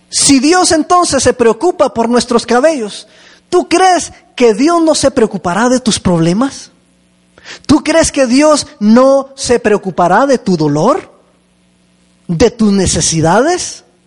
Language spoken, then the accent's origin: Spanish; Chihuahua, Mexico; moved away; allá en, Chihuahua, de donde vengo yo